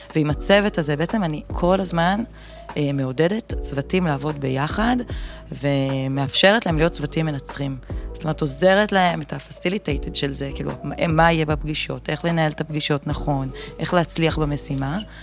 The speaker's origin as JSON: {"language": "Hebrew", "town": "Kfar Yehoshua", "region": "Northern District", "country": "Israel", "tie": "born or raised there", "said": "אני מכפר יהושע, מעמק יזרעאל, גדלתי בעמק"}